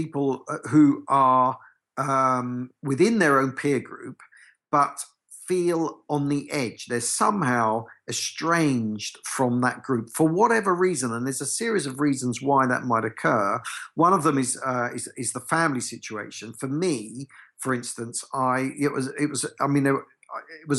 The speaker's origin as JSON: {"language": "English", "area": "Essex", "region": "East of England", "country": "United Kingdom", "tie": "born or raised there", "said": "I was brought up in Essex"}